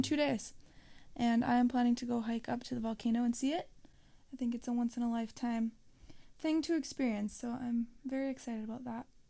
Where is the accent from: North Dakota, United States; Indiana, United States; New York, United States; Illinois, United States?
North Dakota, United States; Mountain; my hometown of Mountain, North Dakota